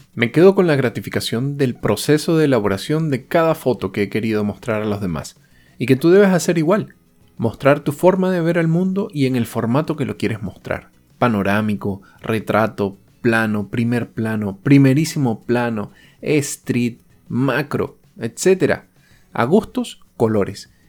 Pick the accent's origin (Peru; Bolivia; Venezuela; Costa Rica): Venezuela; moved away